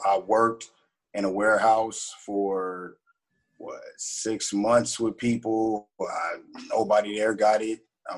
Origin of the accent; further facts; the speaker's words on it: Los Angeles, California, United States; That's my hometown, Pacoima